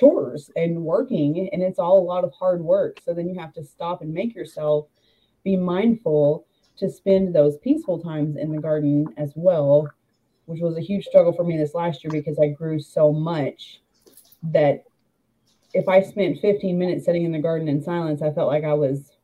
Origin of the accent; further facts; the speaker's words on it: Arkansas, United States; moved away as an adult; also born or lived in Arizona / Texas; I'm from Arkansas, all of my family lives here. I always knew that I was going to move back here